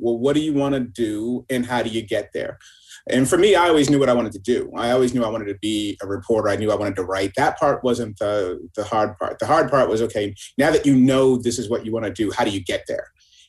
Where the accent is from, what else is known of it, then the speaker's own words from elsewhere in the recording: Boston, Massachusetts, United States; moved away as an adult; also born or lived in Philadelphia; growing up in Boston and then going to school in Philadelphia at Temple University